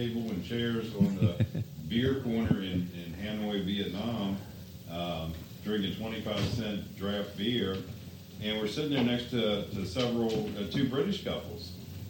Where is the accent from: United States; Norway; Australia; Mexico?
United States; West Virginia; So we just say, well, we're from a small town outside Washington, D.C., in a state called West Virginia.